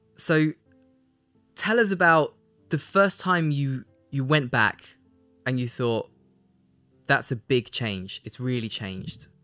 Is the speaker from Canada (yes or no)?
no; Leicester, East Midlands, United Kingdom; moved away; my hometown of Leicester